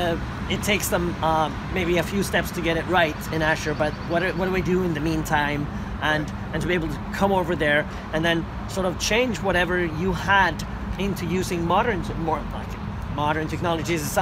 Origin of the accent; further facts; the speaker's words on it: Sweden; also born or lived in Malmö; from Sweden